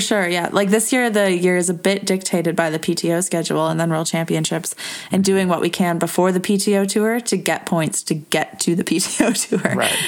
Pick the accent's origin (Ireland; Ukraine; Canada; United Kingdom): Canada; Edmonton, Alberta; Edmonton, my hometown.